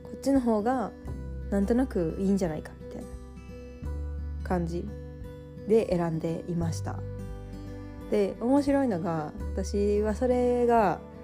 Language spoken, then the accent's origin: Japanese; Mie, Japan; moved away as an adult; also born or lived in Nagoya; now in Tokyo, Japan; もともとは三重の田舎出身で東京に出てくる名古屋の大学に通ってたから